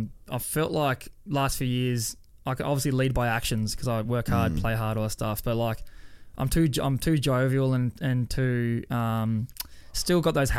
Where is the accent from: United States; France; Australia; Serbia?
Australia; Tasmania; also born or lived in Melbourne; now in Brisbane, Australia; I'm from Tassie